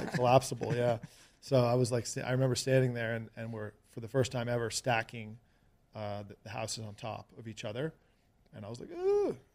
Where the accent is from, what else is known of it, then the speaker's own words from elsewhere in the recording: Greenwich, Connecticut, United States; moved away as an adult; also born or lived in New York City / California; now in Las Vegas, United States; Stamford's the town over from Greenwich where I grew up